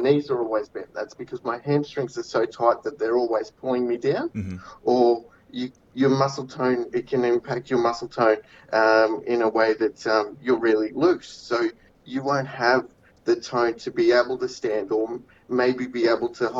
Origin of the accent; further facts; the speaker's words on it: Cairns, Queensland, Australia; now in Cloncurry, Australia; I was born up in Cairns